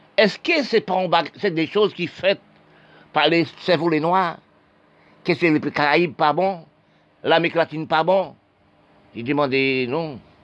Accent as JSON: {"language": "French", "country": "Haiti", "tie": "born or raised there", "said": "mon pays Haïti, je suis né en Haïti"}